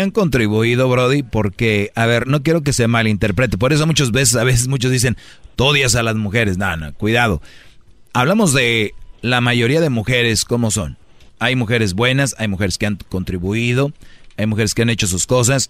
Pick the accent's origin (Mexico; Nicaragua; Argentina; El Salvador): Mexico; nosotros, los mexicanos, latinos